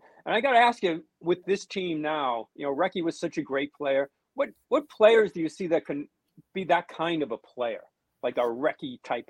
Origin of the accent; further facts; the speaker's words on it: United States; I know I'm American.